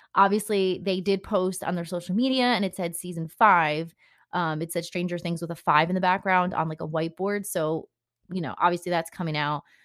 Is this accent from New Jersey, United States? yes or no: yes; New Jersey, United States; I am obviously from New Jersey, and people can say they know when you're from New Jersey by the way you say things